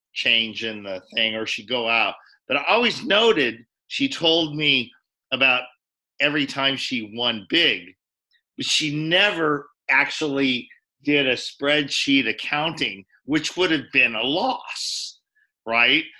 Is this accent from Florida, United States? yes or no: no; Reno, Nevada, United States; moved away; also born or lived in Japan; I grew up in Reno, Nevada